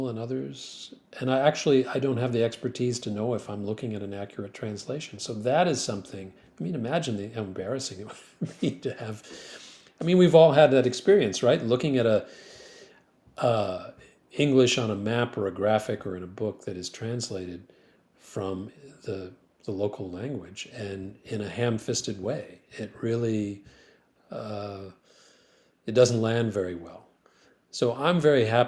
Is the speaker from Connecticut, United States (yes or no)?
no; Grand Rapids, Michigan, United States; now in Philadelphia, United States; I found a firm that just happened to be in Grand Rapids, my hometown